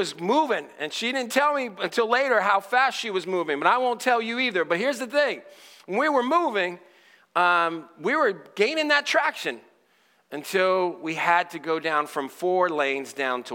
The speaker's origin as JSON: {"language": "English", "town": "Stamford", "region": "Connecticut", "country": "United States", "also_born_or_lived": "Dallas, Texas", "moved": "yes", "said": "I'm originally from Stamford, Connecticut."}